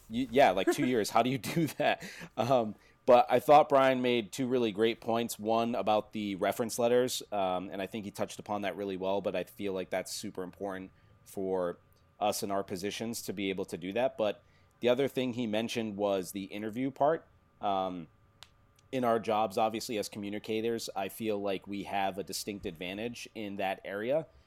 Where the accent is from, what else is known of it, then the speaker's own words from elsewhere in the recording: Fall River, Massachusetts, United States; I grew up in Fall River, Mass